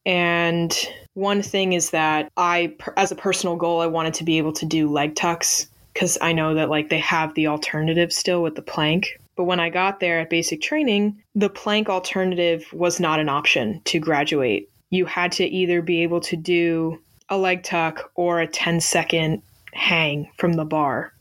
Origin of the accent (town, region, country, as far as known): Northeast, United States